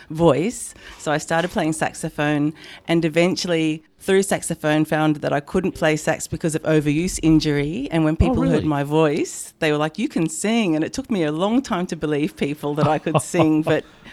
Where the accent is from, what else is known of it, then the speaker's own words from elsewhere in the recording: Sydney, New South Wales, Australia; moved away as an adult; now in France; I'm initially from Sydney.